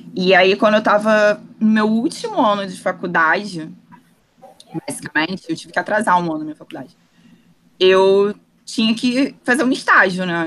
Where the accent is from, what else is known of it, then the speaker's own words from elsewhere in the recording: Rio de Janeiro, Brazil; also born or lived in Saquarema; eu nasci em Jacarepaguá, morei lá até os meus 11 anos, na freguesia.